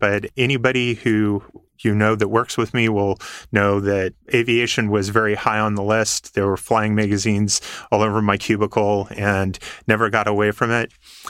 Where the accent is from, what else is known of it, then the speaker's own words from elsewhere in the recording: San Diego, California, United States; I am a native San Diegan.